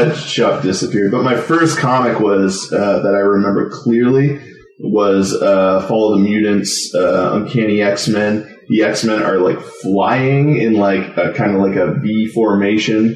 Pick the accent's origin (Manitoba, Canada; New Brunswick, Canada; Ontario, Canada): Ontario, Canada; Oshawa; I grew up in Oshawa